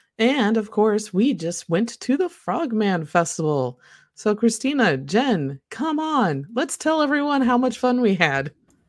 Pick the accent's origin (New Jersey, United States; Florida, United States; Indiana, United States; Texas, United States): Indiana, United States; moved away; my home state of Indiana